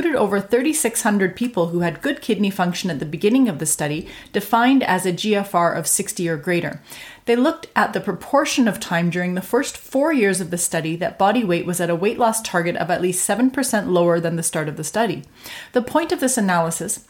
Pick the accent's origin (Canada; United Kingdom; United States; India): Canada; I'm a Canadian physician